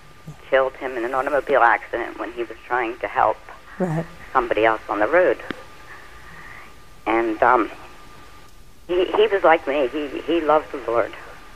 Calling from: Pennsylvania, United States

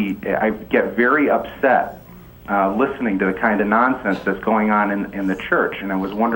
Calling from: Massachusetts, United States; I'm calling from Massachusetts.

